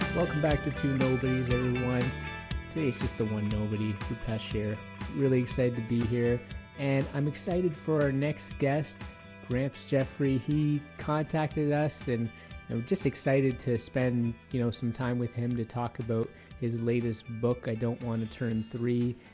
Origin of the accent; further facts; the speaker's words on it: Toronto, Ontario, Canada; now in Edmonton, Canada; I grew up in Toronto, Ontario